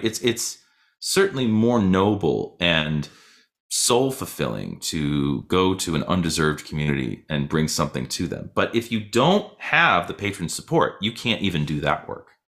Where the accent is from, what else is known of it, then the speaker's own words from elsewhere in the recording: Boston, Massachusetts, United States; also born or lived in Michigan / New York; now in Louisville, United States; I grew up in Boston.